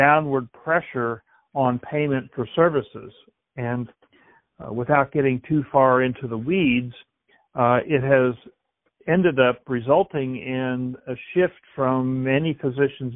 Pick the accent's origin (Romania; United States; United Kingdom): United States; Mountain Grove, Missouri; I grew up in a small town in south central Missouri, Mountain Grove